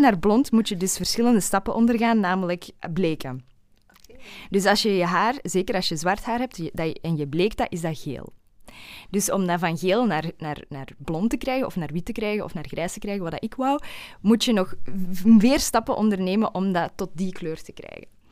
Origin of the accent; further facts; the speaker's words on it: Flanders, Belgium; accent: Flemish; Ik hoop dat mijn Vlaams accent er niet te hard gaat doorkomen.